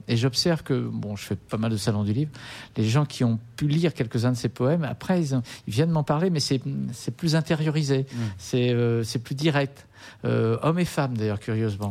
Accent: Nantes, Pays de la Loire, France; also born or lived in Languedoc; je suis né à Nantes et j'étais bercé au muscadet au gros plan

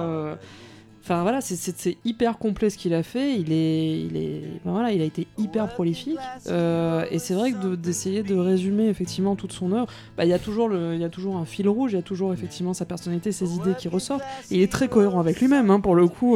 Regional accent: Mauritius; moved away as an adult; also born or lived in France; je suis mauricienne, donc je viens de l'île Maurice. J'arrive en France pour faire mes, mes, études à la Sorbonne

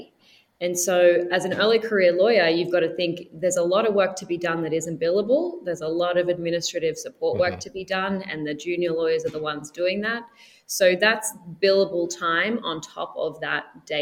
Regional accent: Australia; moved away; I'm Australian

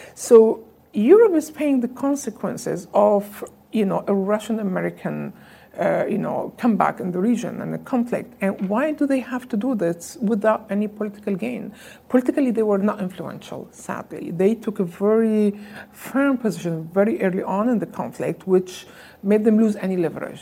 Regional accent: Syria; moved away as an adult; also born or lived in Sweden / London; I grew up in Syria.

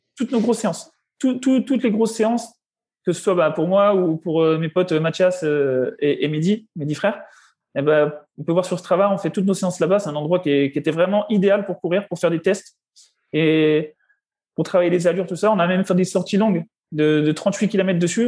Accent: Besançon, Bourgogne-Franche-Comté, France; moved away; Je suis né à Besançon le 10 juillet 1990.

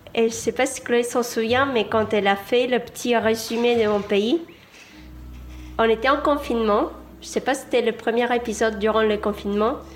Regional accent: Argentina; moved away; Je viens d'Argentine.

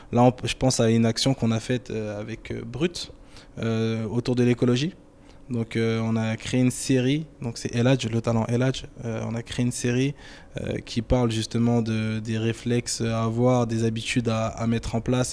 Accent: France; je suis né en France, je suis français et fier d'être français

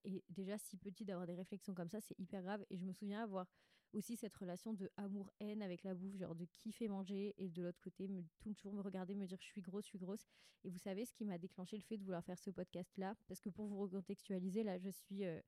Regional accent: Bandol, Provence-Alpes-Côte d'Azur, France; also born or lived in Six-Fours-les-Plages; j'ai grandi à Bandol, Sifour

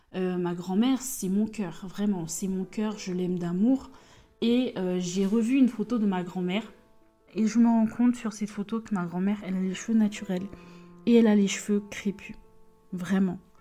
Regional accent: Côte d’Ivoire; je suis ivoirienne, ma mère est ivoirienne, mon père est béninois

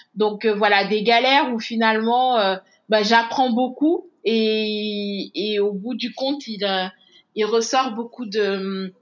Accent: Senegal; moved away as an adult; also born or lived in Douai, France; moi je suis née au Sénégal, j'ai grandi au Sénégal, mais mes parents sont d'origine béninoise

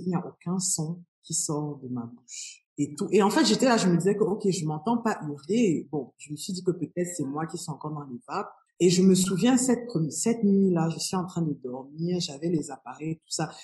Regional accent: Cameroon; moved away as an adult; also born or lived in France / Canada; je suis partie du Cameroun en août 2020, 2001. donc je suis partie pour la France.

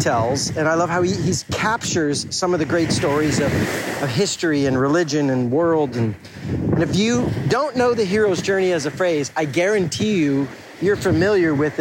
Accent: Fort Lauderdale, Florida, United States; now in Atlanta, United States; I am back where I grew up in the Fort Lauderdale area of South Florida on the southeast coast.

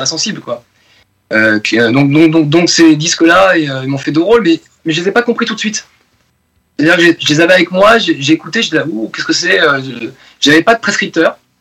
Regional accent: Bordeaux, Nouvelle-Aquitaine, France; also born or lived in Basque Country; now in Paris region, France; j'ai vécu à Bordeaux, mais toute ma famille du Pays Basque

